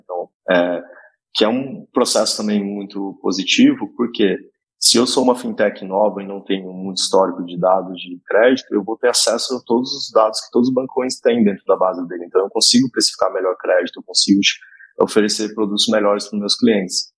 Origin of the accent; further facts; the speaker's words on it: interior of Goiás, Brazil; moved away; eu sou de uma cidade do interior de Goiás, de 10 mil habitantes